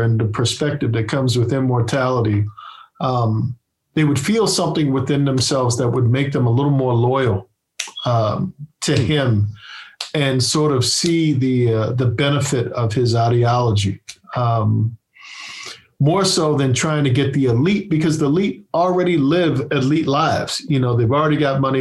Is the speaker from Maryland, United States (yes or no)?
yes; Annapolis, Maryland, United States; also born or lived in Baltimore, Maryland; I come from Annapolis, Maryland